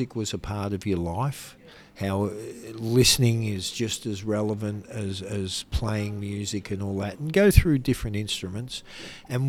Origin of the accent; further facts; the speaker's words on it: Melbourne, Victoria, Australia; Growing up in Melbourne